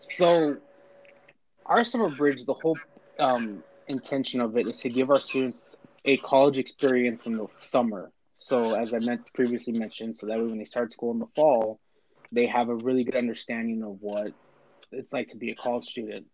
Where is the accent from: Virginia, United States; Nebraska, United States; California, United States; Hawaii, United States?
California, United States; Bakersfield; Born and raised in Bakersfield, California